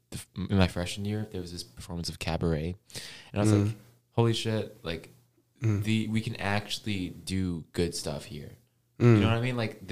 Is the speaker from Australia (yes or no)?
no; Hong Kong; moved away; I'm from Hong Kong.